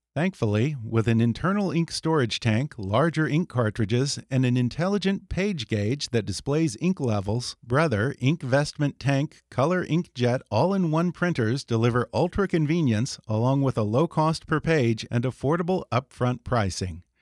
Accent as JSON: {"language": "English", "area": "outside of Houston", "region": "Texas", "country": "United States", "tie": "born or raised there", "said": "I grew up outside of Houston in Texas"}